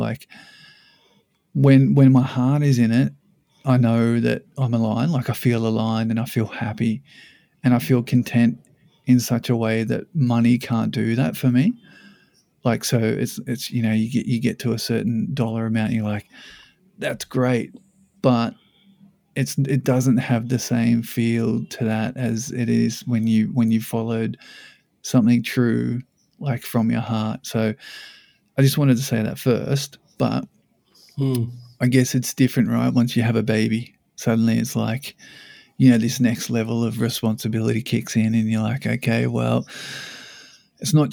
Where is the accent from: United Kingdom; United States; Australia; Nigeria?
Australia; Sydney, New South Wales; now in Brisbane, Australia; I came up from Sydney. I met her in Sydney, and I moved to Brisbane about yeah 15 years ago.